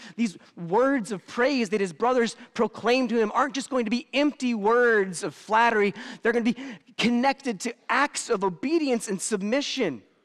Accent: United States; I'm as American as it gets

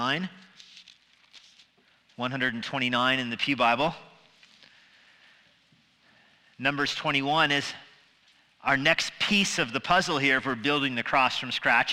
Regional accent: Albuquerque, New Mexico, United States; now in Virginia, United States; I grew up in Albuquerque

